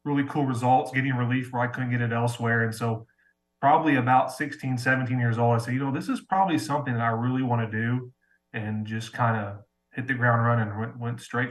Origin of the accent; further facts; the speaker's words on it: Dayton, Ohio, United States; born and raised in Dayton, Ohio